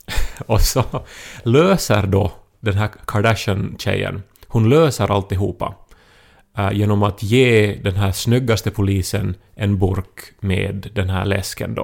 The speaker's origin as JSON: {"language": "Swedish", "town": "Esse", "region": "Ostrobothnia", "country": "Finland", "said": "jag är från Esse, en annan liten"}